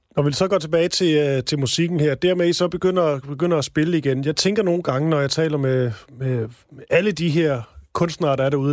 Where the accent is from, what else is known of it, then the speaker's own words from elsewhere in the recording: Odense, Southern Denmark, Denmark; min fødeby, Onse